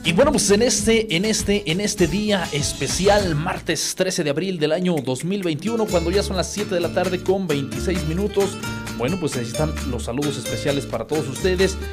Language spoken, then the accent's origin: Spanish; Acambay, State of Mexico, Mexico; desde esta tierra acambayense, mi pueblito querido que eh, me vio nacer.